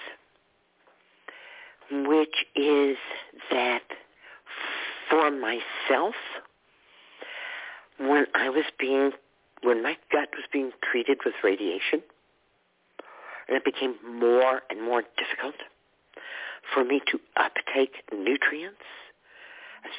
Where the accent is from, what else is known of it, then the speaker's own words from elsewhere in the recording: Texas, United States; moved away; where I grew up in Texas, where grits was a big breakfast food